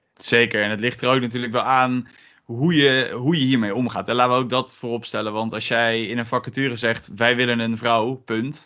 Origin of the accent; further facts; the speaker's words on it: Gelderland, Netherlands; komend uit Gelderland